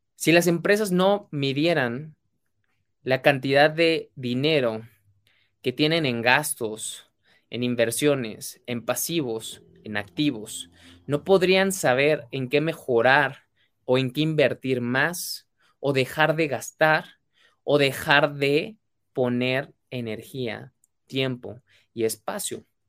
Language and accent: Spanish; Mexico; mexicano, emprendedor y empresario